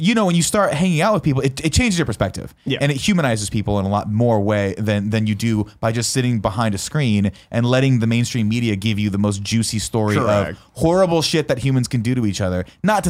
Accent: San Francisco, California, United States; Your perspective is something different than it is living and growing up in San Francisco. It's just going to inherently be different. And that was me

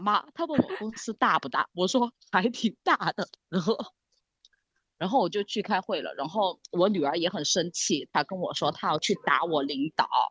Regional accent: Sichuan, China; 我们四川人叫打嗯。老壳

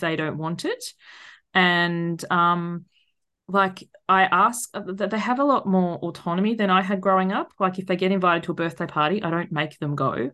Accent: Tasmania, Australia; moved away as an adult; So we're actually originally from Tasmania, which is the tiny island

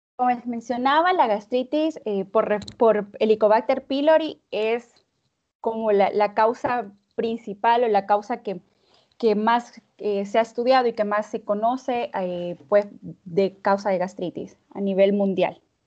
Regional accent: El Salvador; now in Russia; soy médico salvadoreño, pero me encuentro viviendo en Rusia

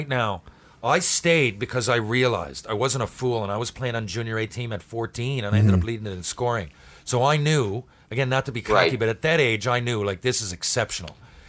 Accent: Western Canada, Canada; I felt like, I'm from Western Canada.

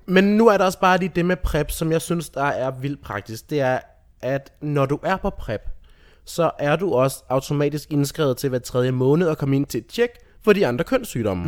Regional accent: Rødby, Zealand, Denmark; moved away; boede i Rødby, nede på Lolland

